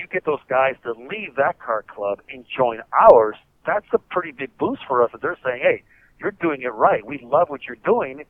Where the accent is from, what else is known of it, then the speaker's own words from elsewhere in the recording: La Puente, California, United States; I was the only Colombian car member, but I'm from La Puente, California, and I went to school with these guys.